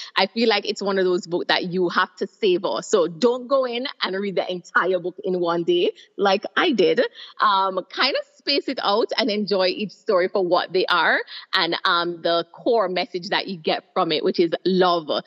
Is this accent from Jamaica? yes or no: yes; Jamaica; moved away as an adult; now in Trinidad and Tobago; I am originally from Jamaica, but I've been living in Trinidad and Tobago for over six years.